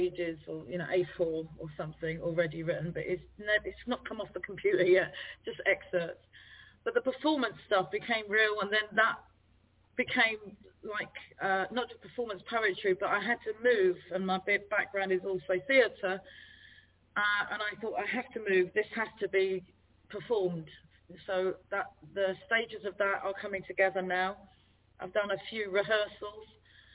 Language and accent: English; London, United Kingdom; accent: Cockney; my roots, I'm Trinidadian, Irish, and born in East London. So in the sound of bow bells, that makes me Cockney.